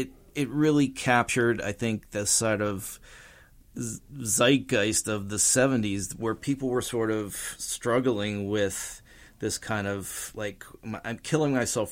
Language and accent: English; Youngstown, Ohio, United States; I'm from Youngstown, Ohio